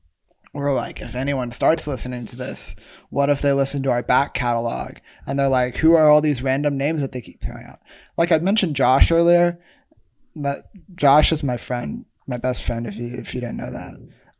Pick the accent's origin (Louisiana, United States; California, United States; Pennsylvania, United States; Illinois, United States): Louisiana, United States; Jennings; born or raised there